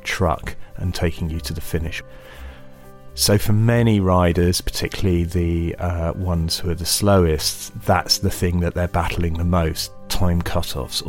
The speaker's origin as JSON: {"language": "English", "country": "United Kingdom", "said": "I'm British."}